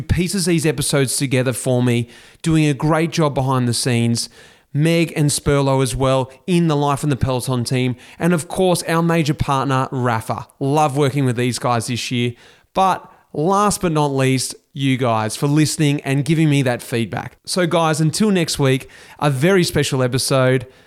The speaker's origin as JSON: {"language": "English", "town": "Melbourne", "region": "Victoria", "country": "Australia", "said": "we're both from Melbourne, we're both from the north side of Melbourne"}